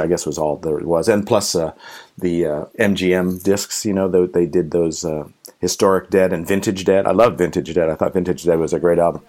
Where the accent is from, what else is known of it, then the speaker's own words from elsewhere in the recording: Pelham, New York, United States; my hometown in Pelham, New York